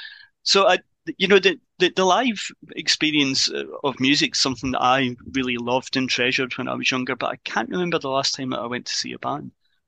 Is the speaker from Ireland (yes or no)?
yes; Ireland; I'm an Irish citizen, so Irish weddings. I think that's the old Irish wedding